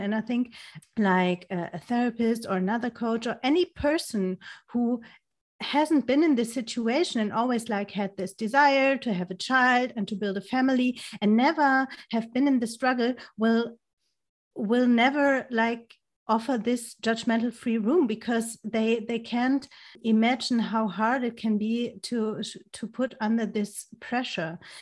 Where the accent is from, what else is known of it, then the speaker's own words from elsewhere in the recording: Germany; English is a second language; also born or lived in near Frankfurt am Main; I'm from Germany. I'm living, um, next to Frankfurt am Main